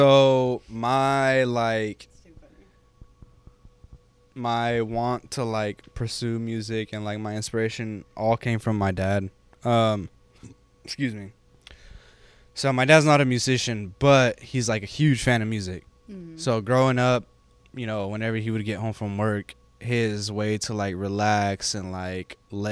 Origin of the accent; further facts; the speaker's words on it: California, United States; moved away; I grew up in California, right? So like we didn't do two-step over there